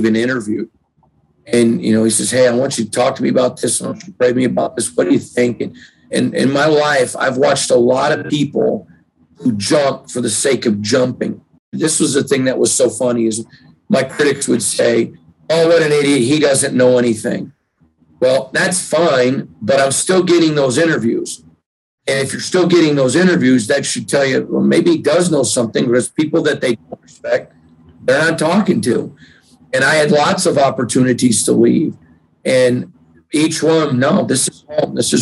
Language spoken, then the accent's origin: English; East Lansing, Michigan, United States; I grew up around Michigan State. My dad, you know, was in business in East Lansing